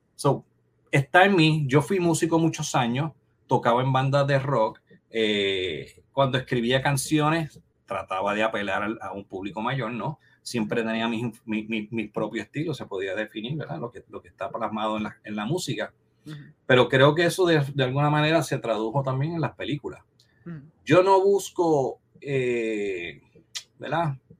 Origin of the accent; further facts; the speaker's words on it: Comerío, Puerto Rico; en el 21 cine que había en, mi pueblo Comerío